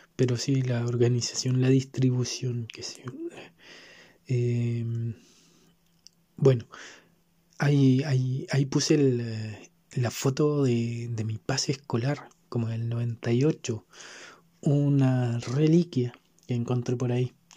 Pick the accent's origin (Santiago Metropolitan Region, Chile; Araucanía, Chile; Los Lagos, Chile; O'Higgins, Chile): Santiago Metropolitan Region, Chile; Santiago; soy capitalino, criado y malcriado en este fragmento de territorio